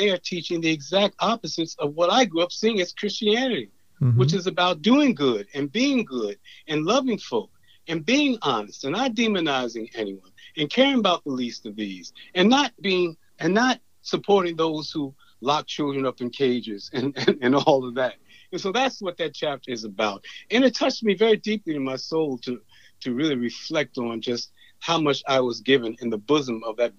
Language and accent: English; Farmville, Virginia, United States; I was born in Farmville, Virginia, in Prince Edward County, which is pretty much a rural county. My family there was a deeply religious family.